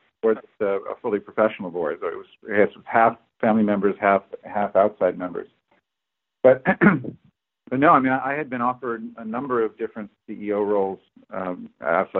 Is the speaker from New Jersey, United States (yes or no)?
no; Berkeley, California, United States; moved away as an adult; now in Boston, United States; I'm from Berkeley